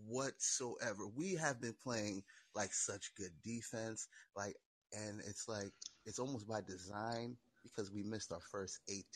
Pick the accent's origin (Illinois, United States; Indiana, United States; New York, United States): New York, United States; New York City; I was born and bred in Brooklyn